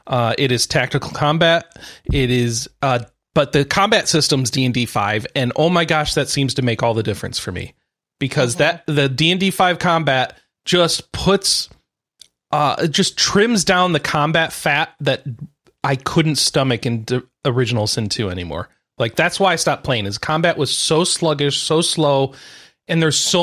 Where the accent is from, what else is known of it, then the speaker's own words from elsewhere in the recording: United States; I'm American